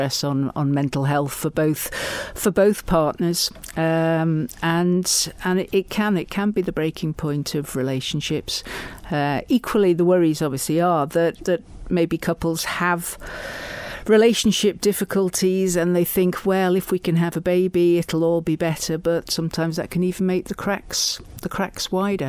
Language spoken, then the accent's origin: English; Isle of Man; moved away as an adult; also born or lived in United Kingdom; I was born on the Isle of Man, but obviously left to go to university and work in the UK. I came back 1999